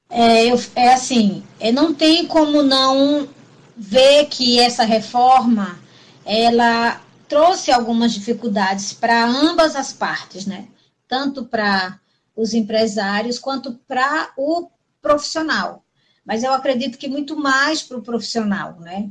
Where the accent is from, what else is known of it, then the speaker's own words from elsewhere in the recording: Pernambuco, Brazil; now in Marabá, Brazil; eu sou pernambucana, mas estou aqui em Marabá já faz 26 anos